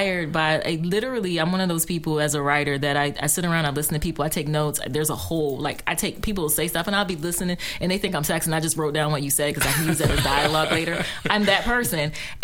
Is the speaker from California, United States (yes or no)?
no; Washington, District of Columbia, United States; also born or lived in Beckley, West Virginia; I was raised here too. Like, I went to Janney Elementary School.